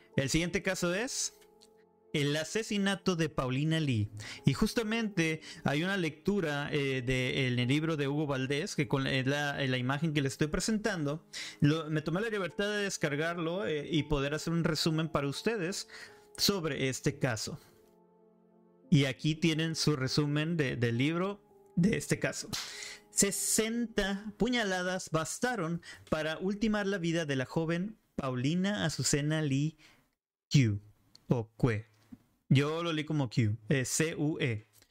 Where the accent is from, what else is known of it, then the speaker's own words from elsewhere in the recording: Monterrey, Nuevo León, Mexico; Yo soy de Monterrey, Nuevo León.